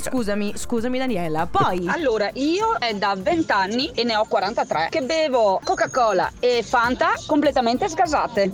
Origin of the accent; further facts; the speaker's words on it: Veneto, Italy; da Veneta